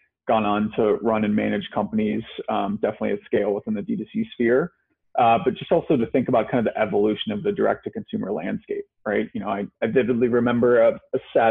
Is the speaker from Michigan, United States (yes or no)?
no; Ohio, United States; also born or lived in Chicago / San Francisco; now in New York, United States; I'm kind of from Ohio, I was living in Chicago at the time.